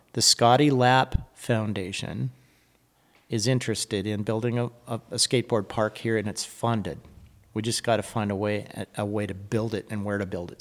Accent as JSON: {"language": "English", "town": "Reno", "region": "Nevada", "country": "United States", "tie": "born or raised there", "moved": "as an adult", "said": "I'm back in Reno, my hometown"}